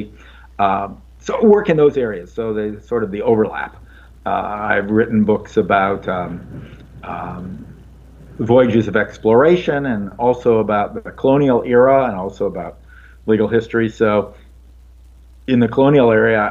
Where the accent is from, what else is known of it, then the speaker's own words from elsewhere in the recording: Mansfield, Ohio, United States; I was born and raised in Mansfield, Ohio